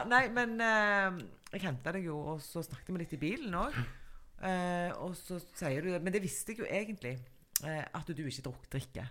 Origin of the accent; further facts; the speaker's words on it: Stavanger, Rogaland, Norway; vi i Stavanger